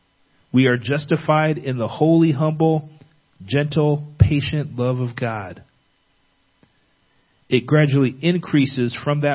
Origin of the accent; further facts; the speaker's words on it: California, United States; growing up in California